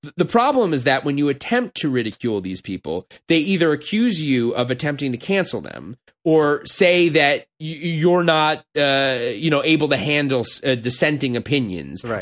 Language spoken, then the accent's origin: English; Los Angeles, California, United States; moved away as an adult; when people ask me where I'm from now, I'm gonna say L.A.